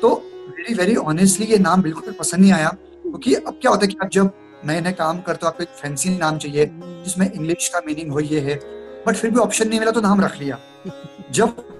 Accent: Bhusawal, Maharashtra, India; moved away as an adult; also born or lived in Pune; मैं एक गाँव से हूँ भुसावल जो महाराष्ट्र में एक गाँव है

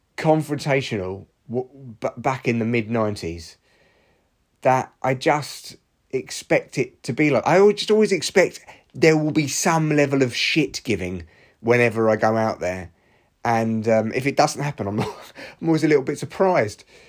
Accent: Barnet, London, United Kingdom; moved away; my hometown

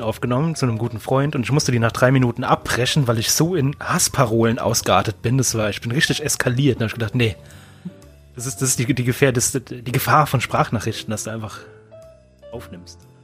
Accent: Germany; ich bin doch Deutscher

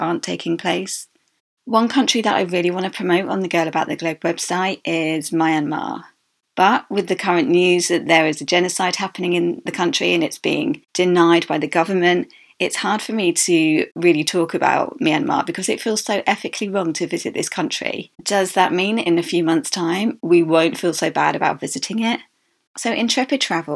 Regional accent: United Kingdom; the UK as my home country

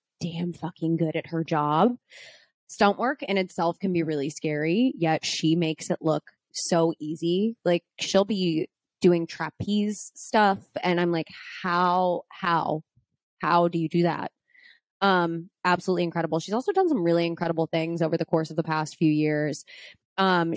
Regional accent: Pittsburgh, Pennsylvania, United States; moved away; we're both from Pittsburgh

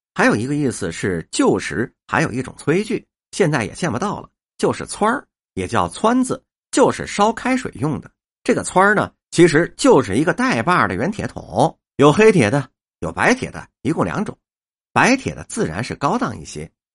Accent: Beijing, China; 咱们北京人呐，爱吃面

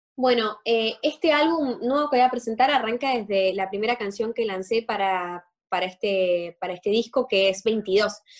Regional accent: Argentina; siendo los dos argentinos

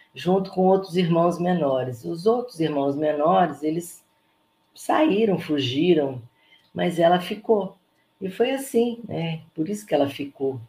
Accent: Brazil; nós deixamos de ser brasileiros

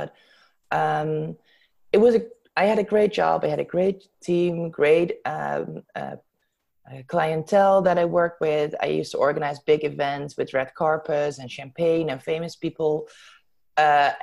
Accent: Zeeland, Netherlands; moved away as an adult; now in Amsterdam, Netherlands; I was born and raised in Zeeland, in the south of the Netherlands, and I came to Amsterdam to study here. I still live here

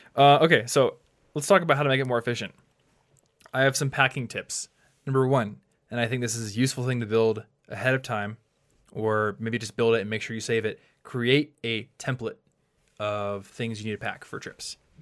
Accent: United States; being an American

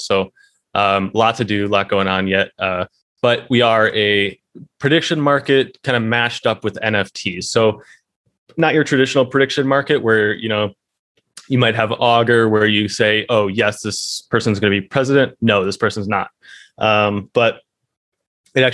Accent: United States; It actually helped because I'm from America. They were based out of Singapore.

